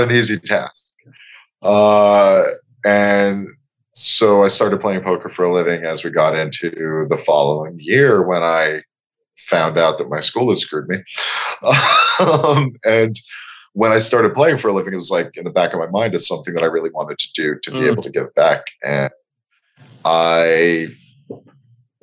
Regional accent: Bayonne, New Jersey, United States; born or raised there; moved away as an adult; also born or lived in Costa Rica / Amsterdam

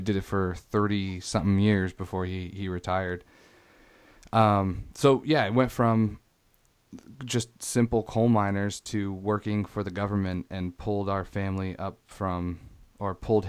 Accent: St. Albans, Vermont, United States; born there; I was born in Vermont, so everywhere I've ever lived has always been on a border state.

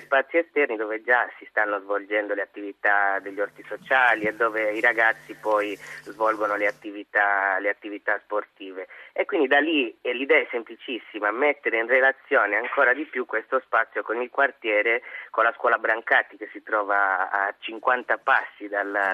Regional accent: Alghero, Sardinia, Italy; Io sono sardo, di Alghero.

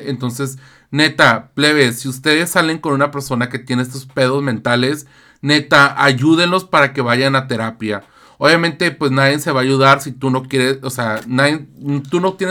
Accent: Tijuana, Baja California, Mexico; Somos de Tijuana. Tijuana, nena. Tijuana.

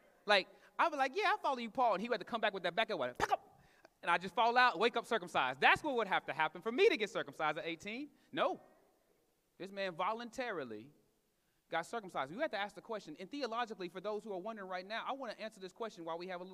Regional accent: Katy, Texas, United States; I grew up in Katy, Texas.

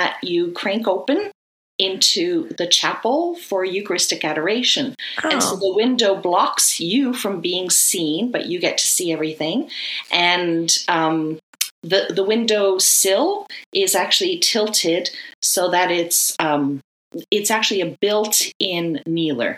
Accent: Kitchener, Ontario, Canada; I was born and raised in Kitchener

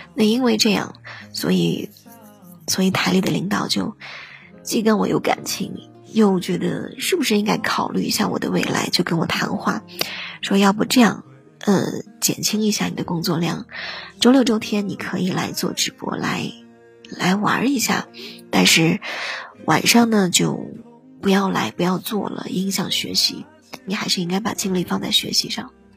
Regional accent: northern China, China; 我是北方人

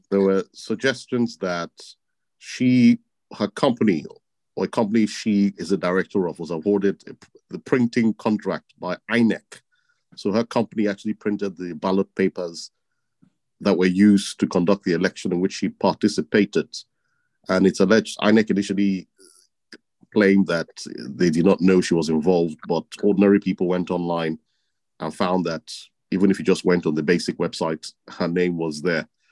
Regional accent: Edo, Nigeria; my home state, Edo State

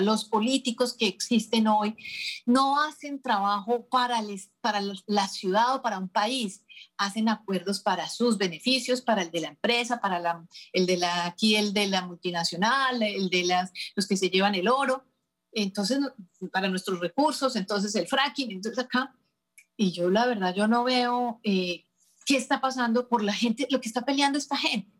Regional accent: Colombia; moved away; nuestras colombianas

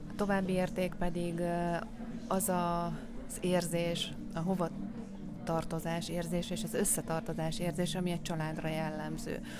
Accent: Szécsény, Nógrád, Hungary; moved away; a szülővárosomban, Széchenyben

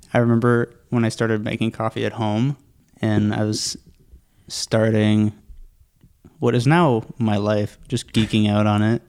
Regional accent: Pickering, Ontario, Canada; now in Whitby, Canada; I grew up in Pickering.

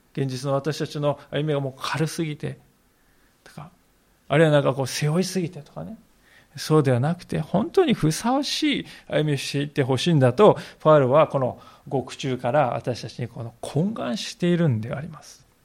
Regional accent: Japan; そういう国 に私たち生かされております

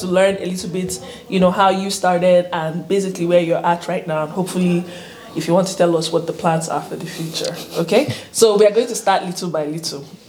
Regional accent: Nigeria; now in United States; I'm from Nigeria

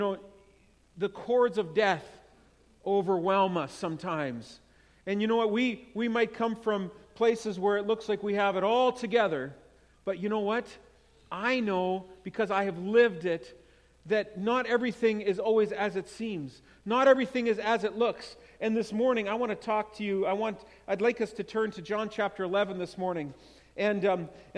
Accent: Winkler, Manitoba, Canada; moved away as an adult; now in Winnipeg, Canada; I am from Winkler, and that's where I grew up, but I live in Winnipeg for the last 8 years

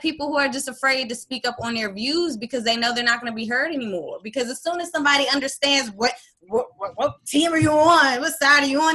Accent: DMV area, United States; also born or lived in Hampton, Virginia; I was born in Hampton, Virginia and I was raised in the DMV area

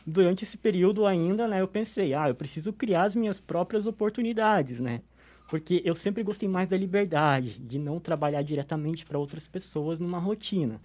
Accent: São Bento do Sul, Santa Catarina, Brazil; Eu sou natural de São Bento do Sul

